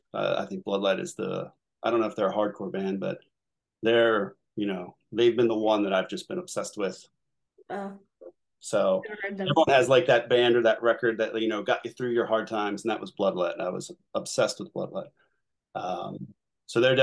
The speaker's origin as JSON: {"language": "English", "town": "Collingdale", "region": "Pennsylvania", "country": "United States", "tie": "born or raised there", "said": "I grew up in Collingdale"}